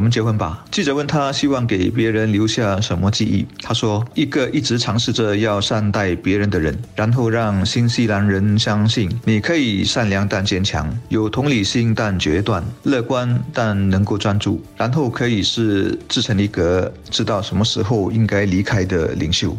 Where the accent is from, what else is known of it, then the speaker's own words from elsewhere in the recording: Singapore; 我们新加坡人对他的认识更多是通过旅游